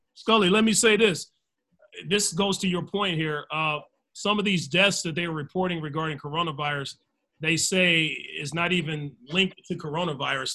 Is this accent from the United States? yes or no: yes; United States; I'm American, but I'm I'm African American, but I'm American.